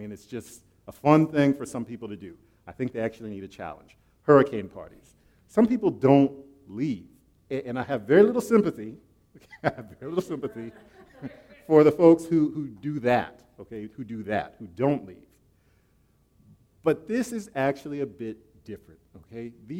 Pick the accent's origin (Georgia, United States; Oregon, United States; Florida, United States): Florida, United States; also born or lived in Okinawa, Japan; Okay, I'm from Florida, and I was actually raised on an island out in the Far East, Okinawa.